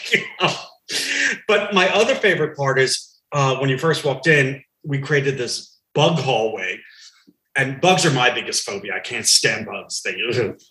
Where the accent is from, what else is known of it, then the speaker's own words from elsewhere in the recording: New York, United States; as a kid, I mean, growing up in New York